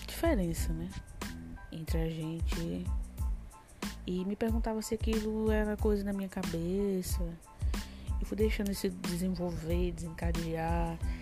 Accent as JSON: {"language": "Portuguese", "region": "Rio Grande do Norte", "country": "Brazil", "moved": "yes", "lives_now": "Fortaleza, Brazil", "said": "eu sou do Grande Norte, mas atualmente eh, eu tô aqui por Fortaleza há 7, 8 anos"}